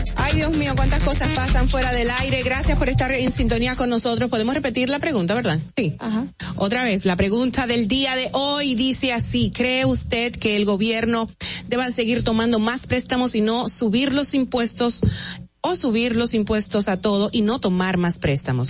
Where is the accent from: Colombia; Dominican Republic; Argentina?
Dominican Republic; como buena dominicana